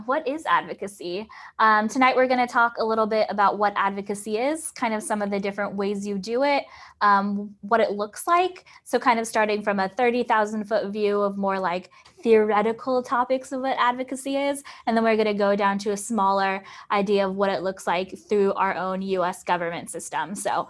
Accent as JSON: {"language": "English", "region": "California", "country": "United States", "tie": "born or raised there", "said": "I'm from California"}